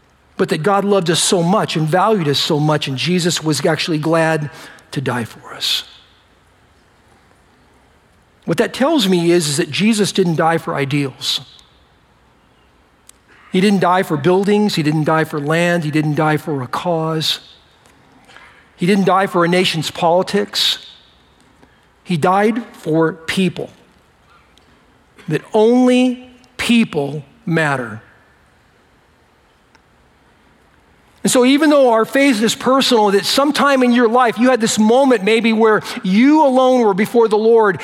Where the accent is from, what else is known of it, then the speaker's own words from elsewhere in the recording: United States; I was born in America, so I'm, you know, I'm a United States citizen